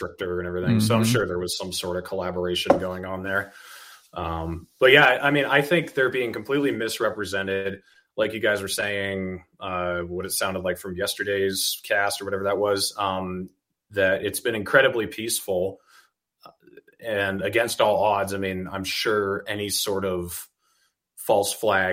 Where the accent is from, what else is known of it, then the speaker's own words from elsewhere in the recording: Sunapee, New Hampshire, United States; moved away as an adult; also born or lived in New Hampton, New Hampshire / Raymond, New Hampshire; now in Utah, United States; I was born and raised in New Hampton, and then when I was 7, I moved to Sunapee, and then when I graduated high school, kind of moved to southern New Hampshire near Raymond